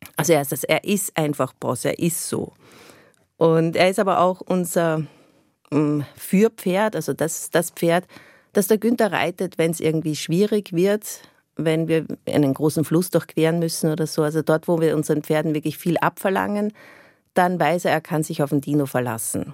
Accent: Austria; moved away as an adult; ich bin im, im Umkreis von Wien aufgewachsen, aber doch eher ländlich.

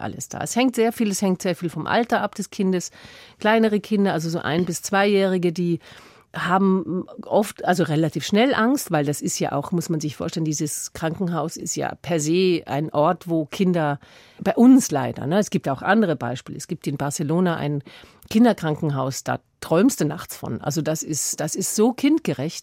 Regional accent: Tyrol, Austria; moved away; da wo ich herkomme, nach Tirol

